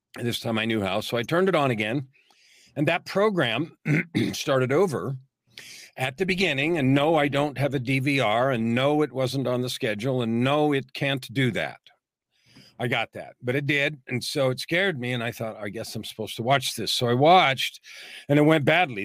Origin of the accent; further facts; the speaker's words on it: San Francisco, California, United States; I was born in San Francisco, raised in the San Francisco Bay Area, native California